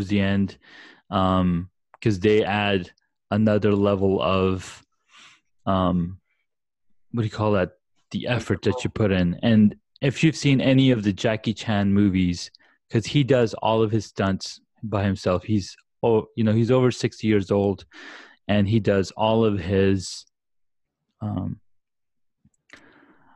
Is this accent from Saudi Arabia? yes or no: yes; Saudi Arabia; moved away; I grew up back in Saudi Arabia